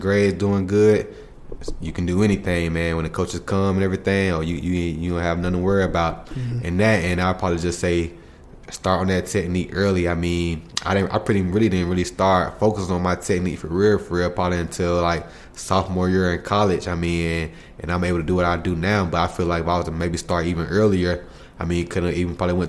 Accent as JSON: {"language": "English", "town": "Atlanta", "region": "Georgia", "country": "United States", "tie": "born or raised there", "said": "I grew up in Atlanta."}